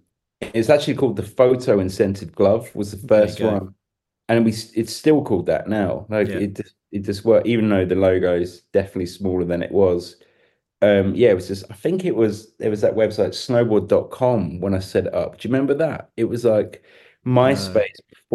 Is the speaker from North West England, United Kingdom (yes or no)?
no; London, United Kingdom; People can tell I'm English, but it's definitely polished because it's gone down. Because when I first turned up, you know, straight out of Kidbrook High, you know, people couldn't understand a word I was talking about in Austria.